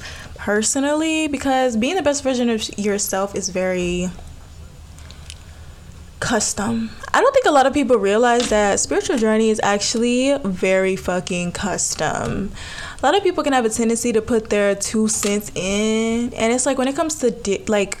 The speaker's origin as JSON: {"language": "English", "region": "Alabama", "country": "United States", "said": "I'm from Alabama."}